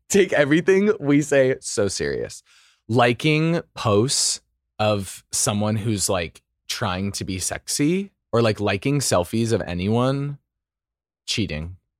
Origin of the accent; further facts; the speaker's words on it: Idaho, United States; now in Los Angeles, United States; I'm from Idaho, so I say coyote